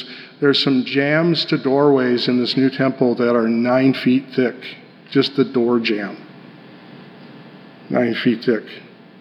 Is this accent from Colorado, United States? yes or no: yes; Denver, Colorado, United States; I grew up in Denver